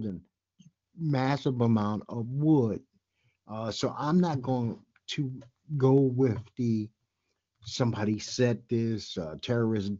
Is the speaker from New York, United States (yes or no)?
yes; New York City, New York, United States; I'm born and raised in New York City.